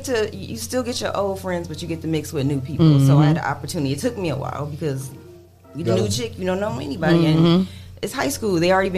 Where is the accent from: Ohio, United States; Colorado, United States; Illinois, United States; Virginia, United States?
Ohio, United States; Toledo; I am definitely from Toledo, Ohio.